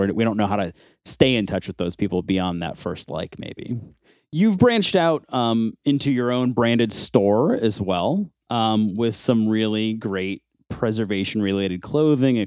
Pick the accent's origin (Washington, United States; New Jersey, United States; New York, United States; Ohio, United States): New York, United States; Buffalo; I'm also from Buffalo, New York